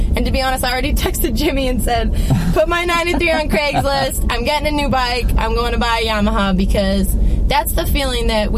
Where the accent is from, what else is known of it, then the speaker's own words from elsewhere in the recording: Manitoba, Canada; my hometown of Manitoba